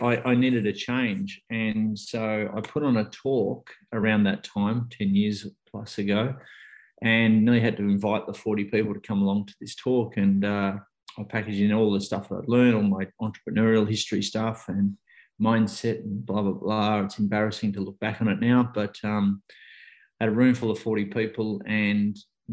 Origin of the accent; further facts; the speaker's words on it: Australia; I'm an Australian who really in 20 years hadn't traveled that much